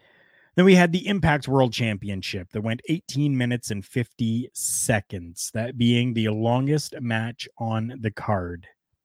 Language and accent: English; Canada